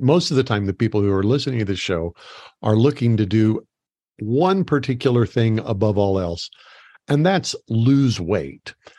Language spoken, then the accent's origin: English; United States; also born or lived in Phoenix; I was from America